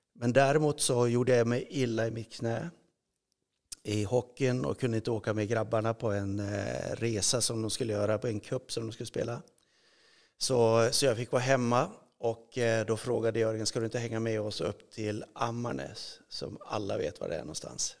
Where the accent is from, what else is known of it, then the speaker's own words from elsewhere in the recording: Örnsköldsvik, Västernorrland County, Sweden; moved away; jag växte upp i Övik